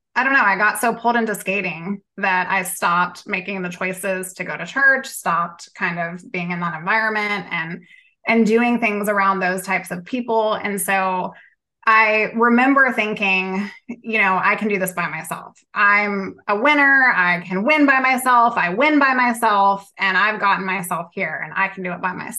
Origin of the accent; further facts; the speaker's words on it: Southern Virginia, United States; I'm from Southern Virginia